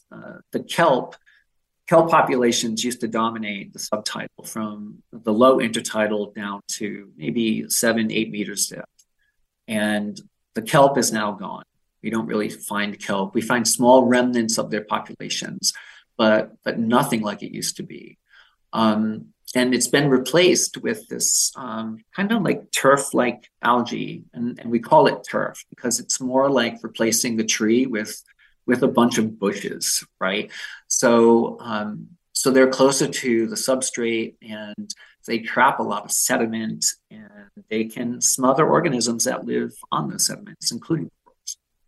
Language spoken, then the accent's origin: English; Massachusetts, United States; So for me, I'm local. I grew up in Massachusetts and I spent a lot of time on the beaches in Rhode Island.